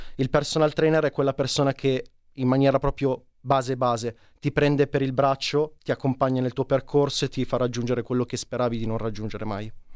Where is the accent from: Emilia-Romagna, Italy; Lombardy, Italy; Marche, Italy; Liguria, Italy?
Lombardy, Italy; Casorate Primo; Io sono di Casorate Primo, provincia di Milano, molto esterna, periferica